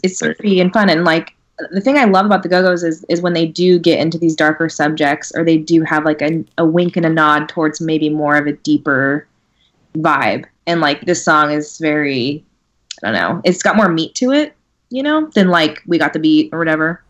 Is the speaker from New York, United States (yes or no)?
no; California, United States; I'm from California